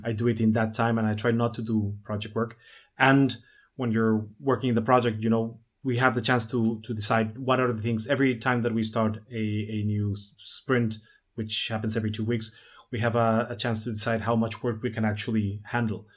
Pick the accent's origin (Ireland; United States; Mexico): Mexico; La Paz, Baja California Sur; born or raised there; also born or lived in Mexico City